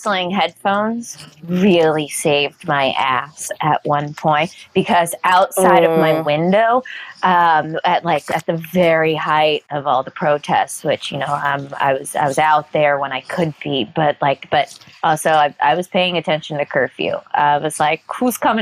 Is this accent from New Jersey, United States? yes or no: no; New York City, New York, United States; I'm a New Yorker